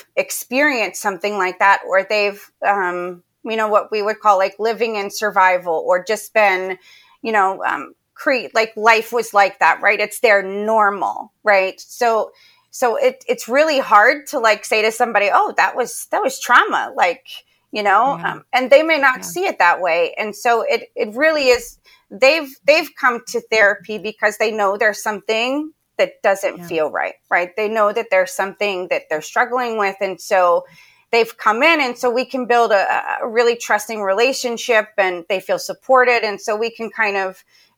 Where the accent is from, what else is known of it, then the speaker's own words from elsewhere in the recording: Pennsylvania, United States; moved away as an adult; now in Charlotte, United States; I grew up in Pennsylvania, and I loved living there